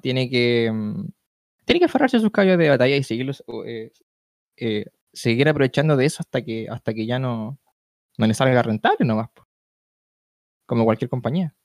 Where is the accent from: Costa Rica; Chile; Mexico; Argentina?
Chile; aquí en mi país